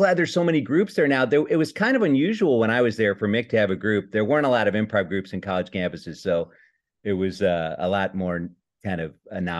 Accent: Chicago, Illinois, United States; growing up in Chicago

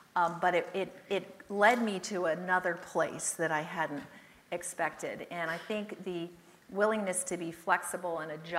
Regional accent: California, United States; also born or lived in England; I was born in England, and I'll never forget the day. I was 8, my sister was 6, I know that because it was shortly before we moved back to California

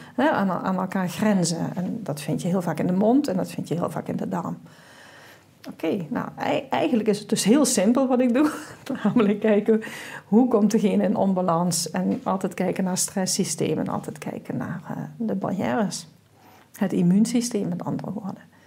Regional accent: South Limburg, Netherlands; Ik kom uit Zuid-Limburg, zoals je wel hoort

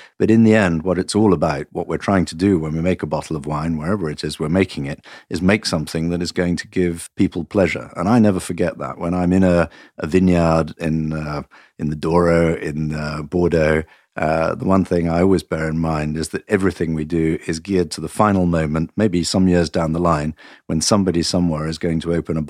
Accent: Nottingham, East Midlands, United Kingdom; moved away as an adult; also born or lived in Portugal / France; No, I was born in Nottingham in England, and I was educated and brought up in England. But for the last 23 years, I've been living outside England, in Portugal and in France

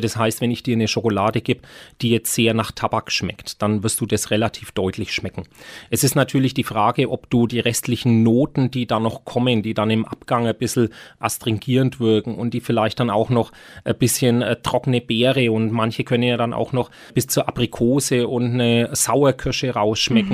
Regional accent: Nuremberg, Bavaria, Germany; als geborener Nürnberger und Konditormeister in Nürnberg und schon immer mit dem Lebkuchen groß geworden

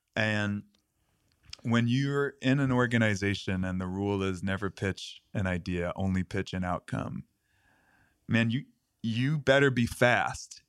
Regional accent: New York City, New York, United States; And I grew up in New York City. I grew up in Queens

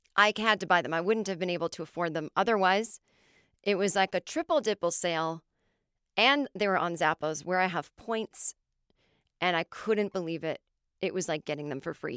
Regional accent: Los Angeles, California, United States; accent: American; also born or lived in New York; my hometown of L

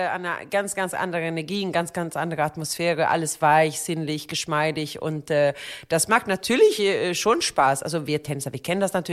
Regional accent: Sweden; Ich komme aus Schweden. Was denkst du denn? Wir Schweden, wir sind ja ein bisschen entspannter in solche Themen.

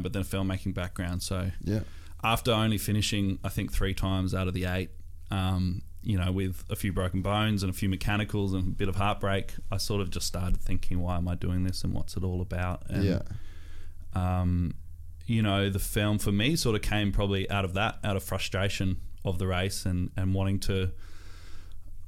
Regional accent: Alice Springs, Northern Territory, Australia; I was that kid growing up in Alice

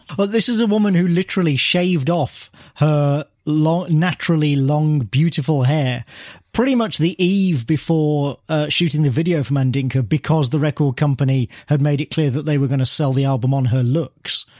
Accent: near Birmingham, West Midlands, United Kingdom; my hometown

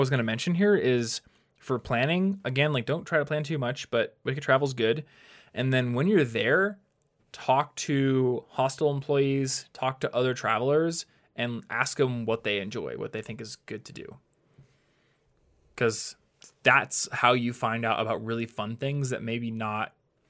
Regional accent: United States; Yeah, the funny thing about being an American is like often the city you live in is more dangerous

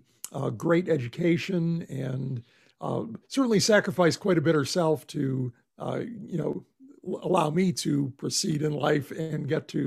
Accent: Buffalo, New York, United States; moved away as an adult; also born or lived in Pittsburgh, Pennsylvania / South Bend, Indiana / Knoxville, Tennessee; now in Austin, United States; I grew up in Buffalo, New York, and spent most of my life, it seemed like, in that part of the world where I went to school in Pittsburgh, ended up in South Bend, Indiana for, like 30 years

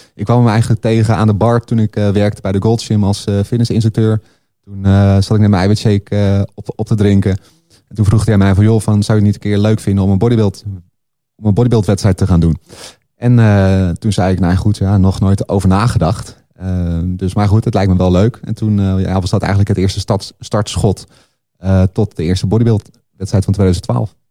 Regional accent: Laren, North Holland, Netherlands; de sportschool in de plaatsje Laren, waar ik opgroeide

